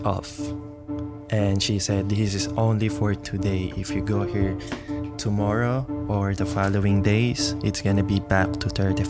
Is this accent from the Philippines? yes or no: yes; Philippines; I'm Filipino, we're speaking Tagalog